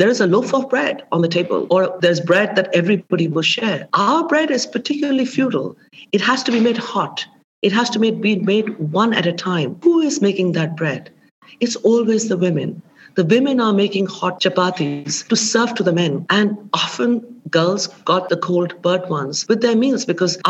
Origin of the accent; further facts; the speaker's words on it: India; moved away; when I was growing up in India